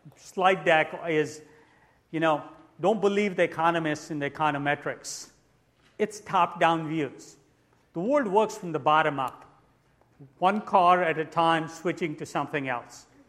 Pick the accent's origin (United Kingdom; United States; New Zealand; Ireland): New Zealand; I'm actually from New Zealand